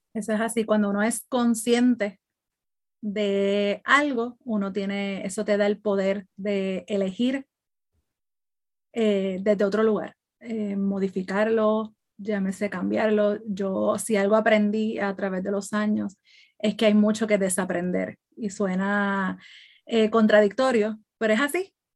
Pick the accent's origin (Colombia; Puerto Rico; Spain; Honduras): Puerto Rico; now in Florida, United States; estoy radicada en Florida, soy de Puerto Rico